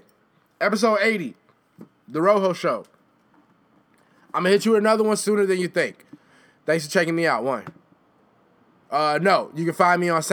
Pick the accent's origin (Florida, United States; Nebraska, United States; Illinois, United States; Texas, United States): Illinois, United States; Chicago; being a Chicagoan